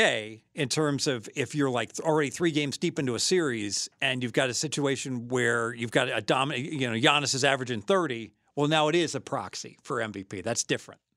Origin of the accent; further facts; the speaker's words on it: Dayton, Ohio, United States; I'm from Dayton